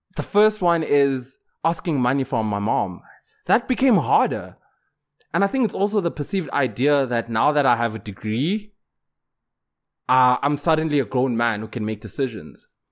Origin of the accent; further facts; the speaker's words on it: Johannesburg, Gauteng, South Africa; moved away; I'm from Joburg, so I could, even to this day, if life doesn't work out, I can still go back home